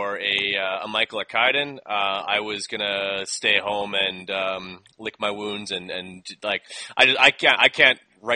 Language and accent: English; Canada; moved away as an adult; Back home, you have to listen to minimum 30% content as Canadian